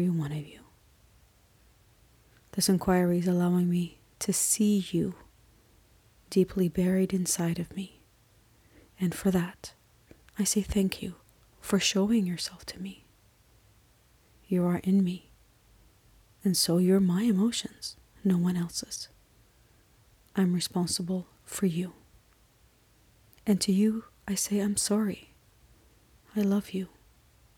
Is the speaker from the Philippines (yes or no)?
no; Canada; I am Canadian